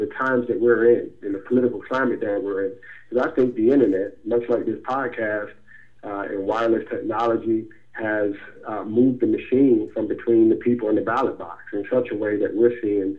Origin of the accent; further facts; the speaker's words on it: Asbury Park, New Jersey, United States; moved away as an adult; now in Atlanta, United States; Born and raised in New Jersey, Asbury Park, New Jersey. Been in Atlanta for 15 years